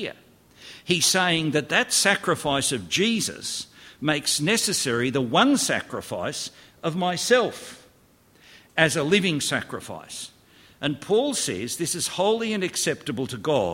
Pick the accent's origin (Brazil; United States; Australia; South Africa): Australia; I grew up in Australia